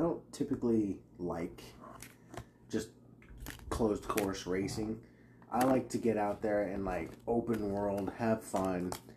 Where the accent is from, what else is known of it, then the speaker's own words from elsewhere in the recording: United States; I'm an American